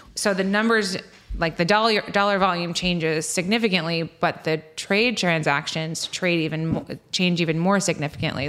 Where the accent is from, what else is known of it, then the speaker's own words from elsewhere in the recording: East Hampton, New York, United States; now in East Quogue, United States; I grew up in East Hampton, and okay. then as my real estate career has grown, I have moved west